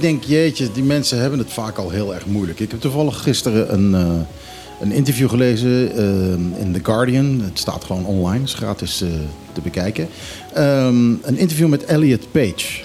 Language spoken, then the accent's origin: Dutch; Netherlands; now in Bonaire; ik ben toch een Hollander